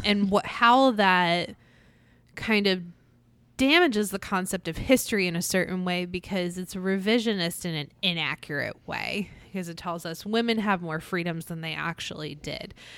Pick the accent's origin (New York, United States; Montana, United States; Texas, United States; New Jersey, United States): New Jersey, United States; Atlantic City; Growing up in Atlantic City, every single year we went to the Miss America Parade